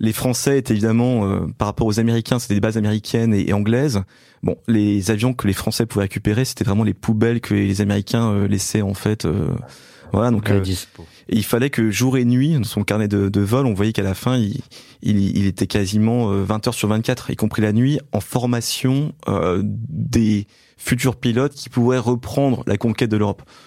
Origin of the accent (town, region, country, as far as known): Belfort, Bourgogne-Franche-Comté, France; born or raised there